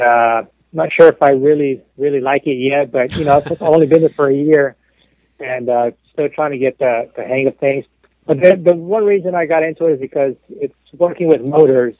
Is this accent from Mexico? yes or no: yes; Mexico; moved away; also born or lived in Texas; I'm born and raised in Mexico. I'm 100% Mexican, about as Mexican as you can get.